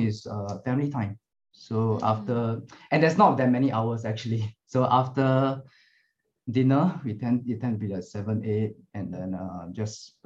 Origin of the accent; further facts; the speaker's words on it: Singapore; I'm from Singapore, we serve in the army